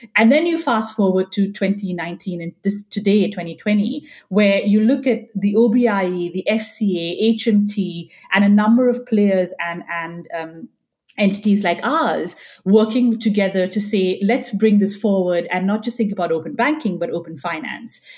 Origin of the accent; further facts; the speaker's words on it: India; moved away; I'm Indian and I grew up there